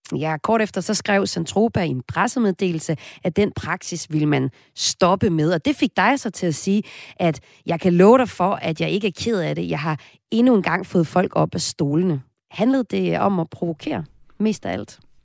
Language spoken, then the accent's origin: Danish; Himmerland, North Denmark Region, Denmark; Jeg er nemlig også fra Himmerland